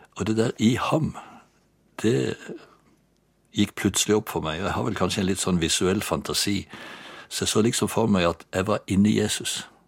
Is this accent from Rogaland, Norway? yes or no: yes; Bjerkreim, Rogaland, Norway; also born or lived in Egersund / Bryne; jeg er født i Bjerkreim i Rogaland for 73 år siden